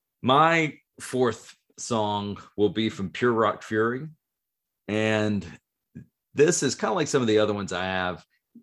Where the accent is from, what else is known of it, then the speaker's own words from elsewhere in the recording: North Carolina, United States; we're from North Carolina.